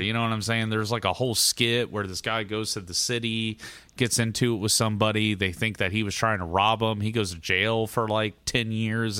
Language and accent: English; United States